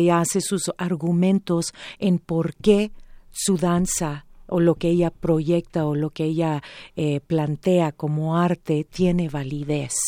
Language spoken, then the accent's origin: Spanish; United States; now in Mexico; Empiezo a hacer teatro en comedia musical en los Estados Unidos porque ahí es donde yo nací